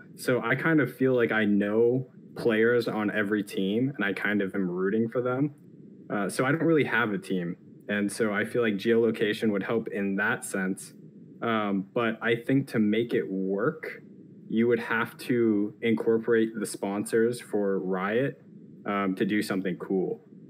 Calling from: District of Columbia, United States; The D.C. area.

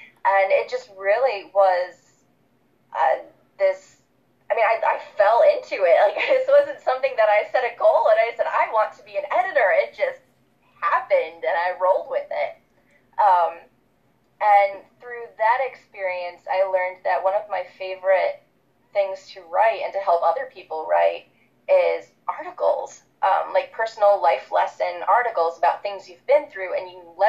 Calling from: Michigan, United States; I'm calling in from Michigan right now in the United States. I live about a half-hour drive outside of Detroit in a cute little neighborhood right next to a park.

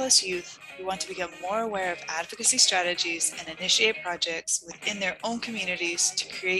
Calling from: San Diego, California, United States; I'm calling in today from San Diego.

